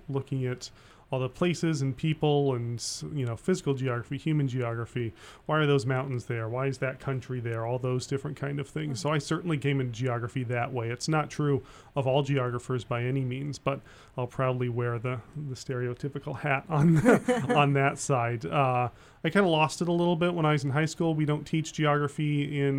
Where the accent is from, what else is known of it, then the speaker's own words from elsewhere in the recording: Colorado, United States; moved away; I grew up in Colorado